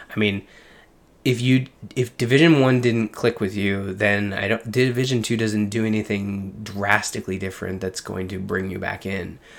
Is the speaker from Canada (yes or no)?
yes; Canada; I'm Canadian